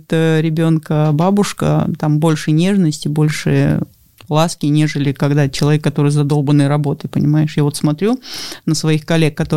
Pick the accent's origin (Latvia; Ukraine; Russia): Russia; born there; гордость за то, что я живу в России, я родилась в России.